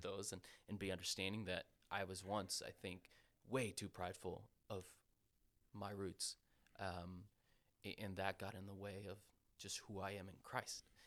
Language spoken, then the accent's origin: English; Costa Rica; moved away; I'm from Costa Rica. I'm blessed to have been born in that country.